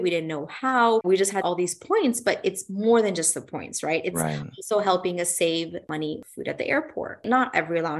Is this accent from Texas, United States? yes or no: yes; Dallas, Texas, United States; It's in my hometown